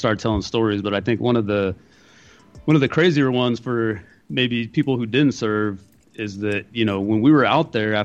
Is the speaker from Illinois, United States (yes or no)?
no; Bakersfield, California, United States; moved away as an adult; I'm actually from Bakersfield.